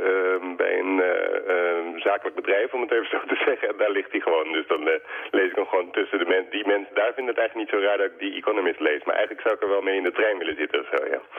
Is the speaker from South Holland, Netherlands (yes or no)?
yes; Alphen aan den Rijn, South Holland, Netherlands; moved away as an adult; also born or lived in Amsterdam; Alphen aan de Rijn, de slaapstad waar ik opgroeide. Als puber voelde ik me daar enorm opgesloten, maar ik had geen levenslang, want ik ging op mijn negentiende op kamers wonen in Amsterdam.